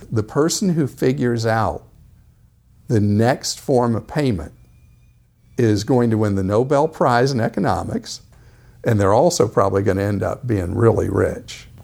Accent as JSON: {"language": "English", "town": "Atlanta", "region": "Georgia", "country": "United States", "tie": "born or raised there"}